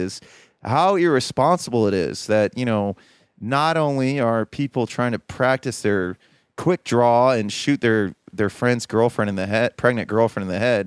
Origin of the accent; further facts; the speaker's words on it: Columbus, Ohio, United States; moved away; also born or lived in Baltimore, Maryland; I'm from the Midwest